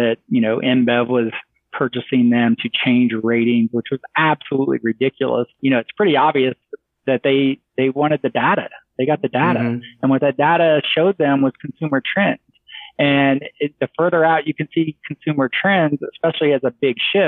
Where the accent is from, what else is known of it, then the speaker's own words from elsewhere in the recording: Ohio, United States; moved away; growing up in Ohio and being in Ohio during most of my career